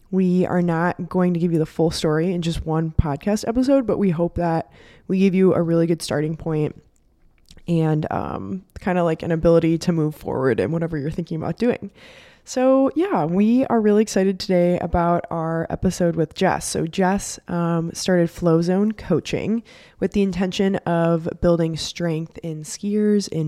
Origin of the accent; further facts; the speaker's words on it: Colorado, United States; so growing up in Colorado, like it's the playground of all of the sports we love to do.